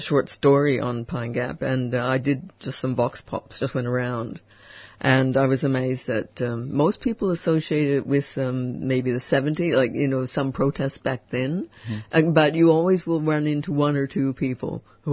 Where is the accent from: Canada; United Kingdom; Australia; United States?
Australia; as an Australian